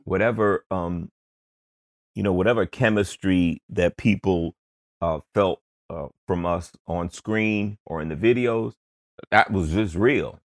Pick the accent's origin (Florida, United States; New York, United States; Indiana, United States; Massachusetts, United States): New York, United States; New York City; growing up in Queens